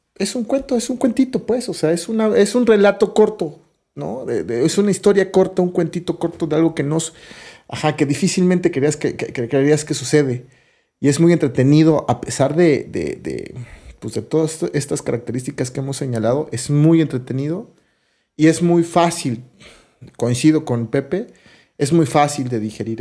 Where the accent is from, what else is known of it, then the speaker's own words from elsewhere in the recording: Mexico City, Mexico; yo soy chilangazo, ¿no? Y me encanta cuando conocer cosas de mi ciudad todo el tiempo, del lugar de donde soy